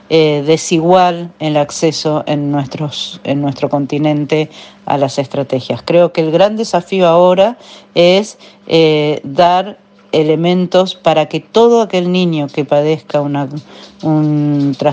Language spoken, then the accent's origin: Spanish; Argentina